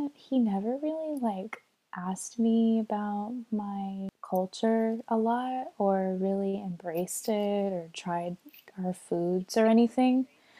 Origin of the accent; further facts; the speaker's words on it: Japan; I mean, like I grew up in Japan for 9 years, you know?